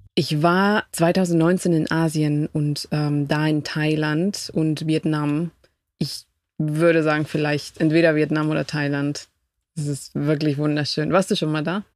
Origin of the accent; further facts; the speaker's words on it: Quito, Pichincha, Ecuador; German is a second language; moved away as an adult; now in Berlin, Germany; Ich komme aus der Hauptstadt Quito